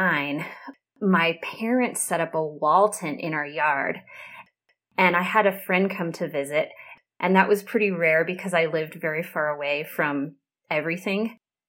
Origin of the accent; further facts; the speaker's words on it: Central Wyoming, United States; also born or lived in New Hampshire; I grew up here in Central Wyoming, which is where I still am today